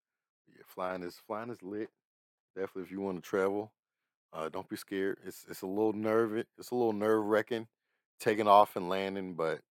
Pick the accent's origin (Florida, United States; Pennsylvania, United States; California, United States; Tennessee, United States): Pennsylvania, United States; Pittsburgh; I'm from Pittsburgh. Only amusement park here is Kennywood.